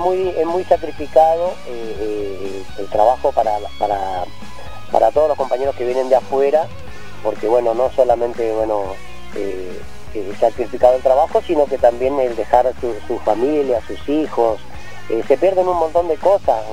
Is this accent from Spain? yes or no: no; San Rafael, Mendoza, Argentina; now in Rincón de los Sauces, Argentina; yo nací en San Rafael, en un pueblito que se llama Gus, Gouge